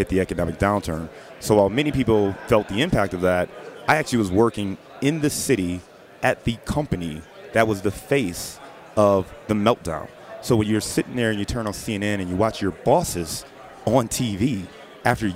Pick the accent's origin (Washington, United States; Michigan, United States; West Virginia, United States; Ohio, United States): Ohio, United States; Cleveland; also born or lived in Dayton / Detroit / Chicago; now in Cincinnati, United States; born and raised in Cleveland, Ohio.